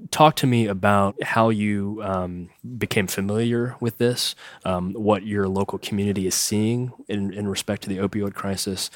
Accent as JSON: {"language": "English", "town": "Morgantown", "region": "West Virginia", "country": "United States", "tie": "born or raised there", "said": "I grew up in Morgantown, which is kinda north central"}